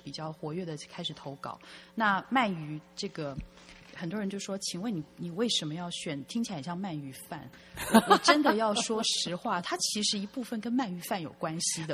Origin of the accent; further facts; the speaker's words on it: Taiwan; moved away as an adult; also born or lived in United Kingdom / Canada / United States / Hong Kong; 我也是台湾长大的小孩，然后，嗯，在台湾眷村长大，然后之后呢，大学之后就到国外去，呃，居住跟这个，呃，在英国还有加拿大、美国、香港都居住了比较多年，然后香港基本上是我第二个家，然后在，嗯，两年前疫情最严重的时候又回到了台湾